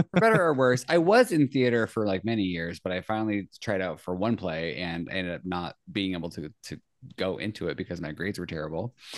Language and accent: English; Central Valley, California, United States; I grew up kind of, like, Central Valley, California.